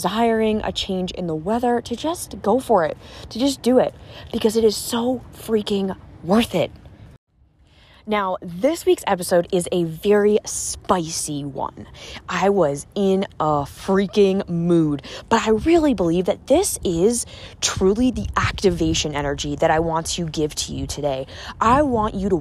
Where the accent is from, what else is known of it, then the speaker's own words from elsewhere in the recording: about an hour south of Boston, 20 minutes from Cape Cod, Massachusetts, United States; I'm from like the Boston area. And I grew up about an hour south